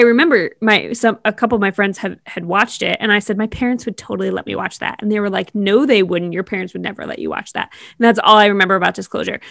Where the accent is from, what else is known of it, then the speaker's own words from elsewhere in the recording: East Coast, United States; growing up on the East Coast